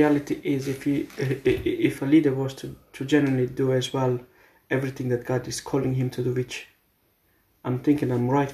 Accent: Romania; moved away; churches back from where I come from Romania

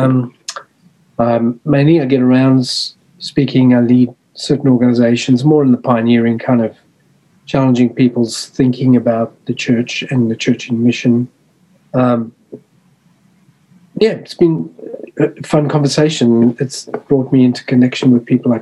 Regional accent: South Africa; moved away as an adult; also born or lived in Australia / Melbourne, Australia; I was born and raised in South Africa, in apartheid South Africa

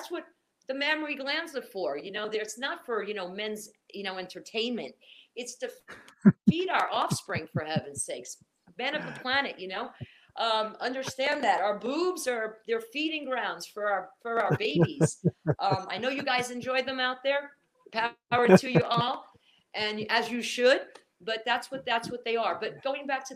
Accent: Portugal; moved away; I was raised in the Mediterranean. You know, I'm Portuguese

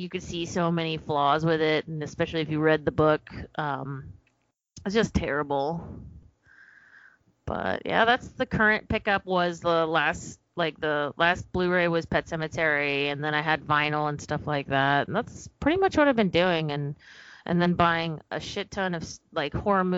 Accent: Texas, United States; I'm from Texas

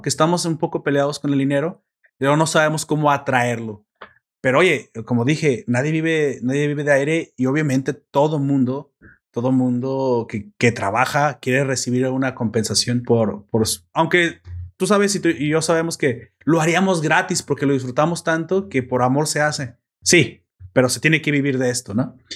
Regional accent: Mexico; como mexicanos

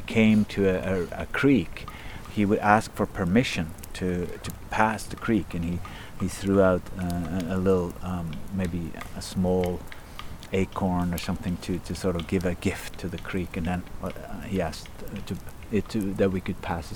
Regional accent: Kongsberg, Buskerud, Norway; also born or lived in Berkeley, United States; I grew up in Kongsberg, not far from here, just surrounded by forest

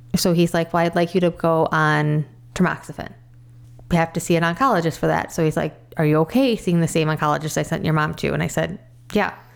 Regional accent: Crystal Lake, Illinois, United States; I grew up in Crystal Lake most of my life, pretty much thirty six years

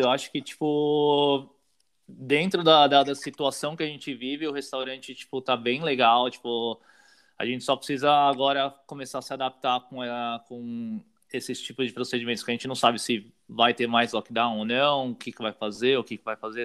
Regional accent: São Paulo, Brazil; moved away as an adult; also born or lived in Sydney, Australia; now in Melbourne, Australia; Eu sou de São Paulo, né? Uh, morei minha vida inteira em São Paulo.

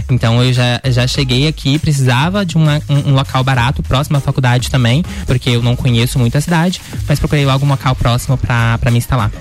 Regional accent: interior of Minas Gerais, Brazil; moved away as an adult; now in Lages, Brazil; eu sou de natural de Minas Gerais. Faz cinco anos que eu tô morando uhum. aqui. Eu uhum. vim do interior de Minas Gerais para cursar jornalismo aqui uh, em Lages

